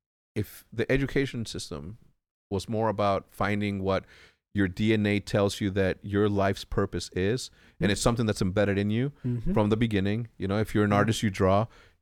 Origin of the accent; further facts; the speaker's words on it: El Paso, Texas, United States; born there; I was born in El Paso, Texas. When? 1980. Graduated high school in 1997.